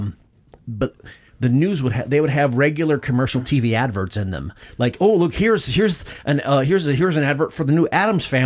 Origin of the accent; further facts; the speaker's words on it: Michigan, United States; I grew up in Michigan